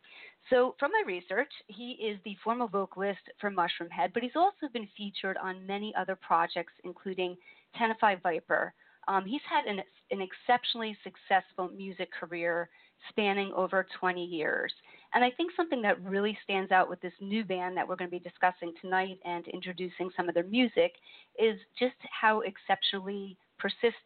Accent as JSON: {"language": "English", "region": "East Coast", "country": "United States", "accent": "northern east northern", "said": "I'm from the East Coast, and sometimes people tell me I have an accent"}